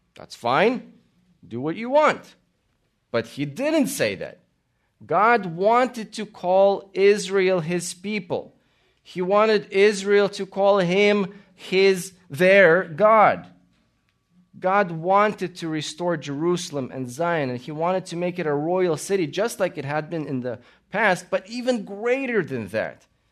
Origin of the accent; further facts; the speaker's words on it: Latvia; also born or lived in Austria / Italy; now in United States; I was born in Latvia. We immigrated to America